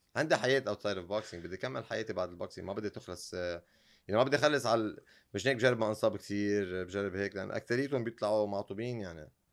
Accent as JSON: {"language": "Arabic", "country": "Lebanon", "said": "انا يعني بالنهايه من لبنان"}